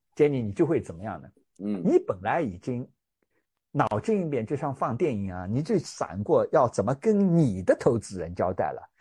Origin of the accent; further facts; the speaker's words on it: China; also born or lived in United States; now in Hong Kong; 我们中国人最重要的长假春节马上就要到啦